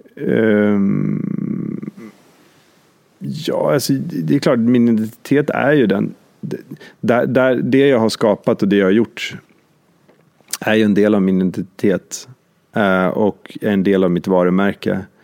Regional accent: Åre, Jämtland, Sweden; vi kommer ju bägge två från Jämtland, vi är uppväxta i Åre

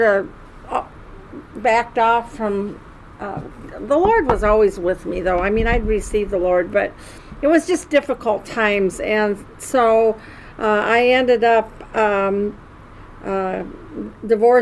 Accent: Davenport, Iowa, United States; I'm from Davenport, Iowa

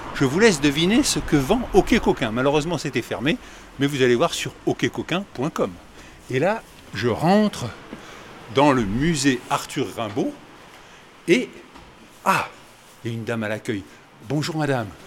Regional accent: Paris, Île-de-France, France; Moi, je suis de Paris

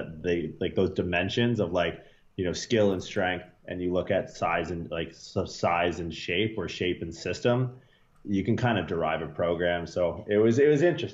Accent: Canada; moved away as an adult; also born or lived in Toronto; now in California, United States; I grew up like everyone in Canada

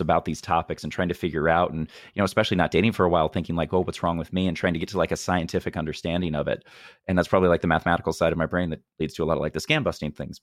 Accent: Missouri, United States; I'm from Missouri, which is the most U S, arguably

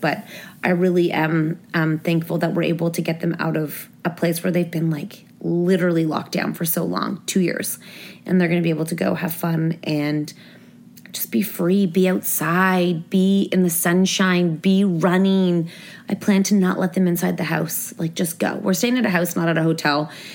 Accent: Toronto, Ontario, Canada; We're from Toronto.

